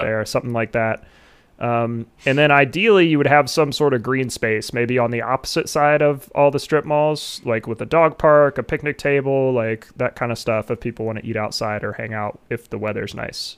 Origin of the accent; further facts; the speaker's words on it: Ohio, United States; I'd want it in like my home state.